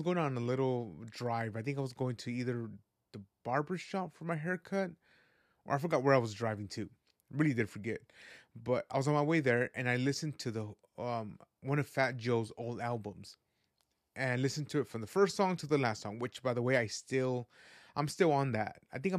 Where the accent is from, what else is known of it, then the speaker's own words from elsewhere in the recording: Guadalajara, Jalisco, Mexico; born there; I was born in the land of mariachi. I was born in Jalisco, Guadalajara, Jalisco.